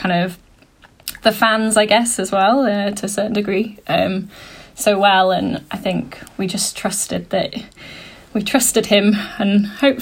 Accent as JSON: {"language": "English", "town": "Sheffield", "region": "Yorkshire and the Humber", "country": "United Kingdom", "said": "we're all from Sheffield, so Warp Films is a Sheffield-based"}